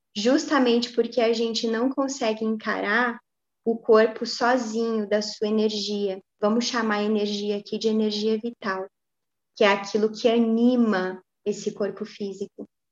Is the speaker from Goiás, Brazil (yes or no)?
no; Pouso Alegre, Minas Gerais, Brazil; na minha cidade natal, que é Pouso Alegre, né, de onde a gente está falando